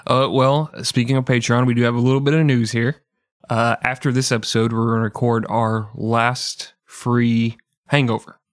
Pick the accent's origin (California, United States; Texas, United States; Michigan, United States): Texas, United States; moved away; we're from Texas